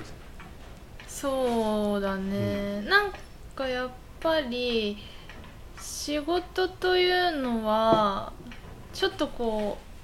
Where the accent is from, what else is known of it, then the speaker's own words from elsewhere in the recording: Yamagata, Japan; now in Shodoshima, Japan; 私も山形のさ地方出身